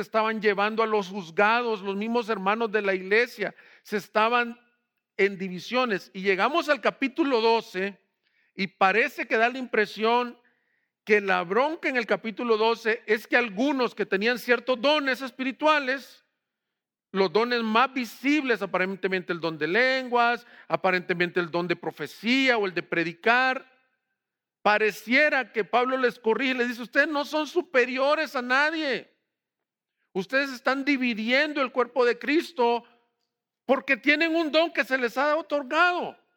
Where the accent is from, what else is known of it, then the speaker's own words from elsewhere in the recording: El Salvador; del Salvador, de donde soy yo